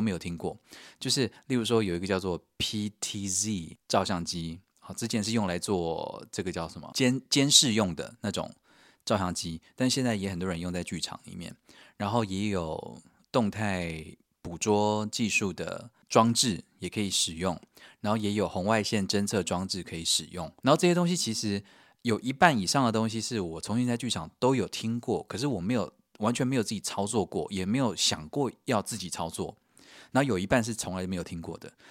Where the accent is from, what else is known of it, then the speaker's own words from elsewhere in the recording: Taiwan; 我是从台湾来的啊